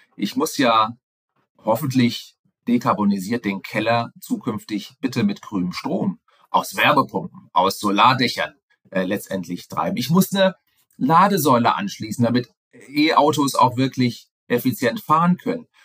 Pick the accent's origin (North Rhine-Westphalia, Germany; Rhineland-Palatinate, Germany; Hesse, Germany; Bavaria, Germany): Hesse, Germany; Frankfurt; ich komme aus Frankfurt ursprünglich, äh, war viel unterwegs in der Welt, das auch sehr, sehr gerne, bin aber jetzt wieder doch im Frankfurter Raum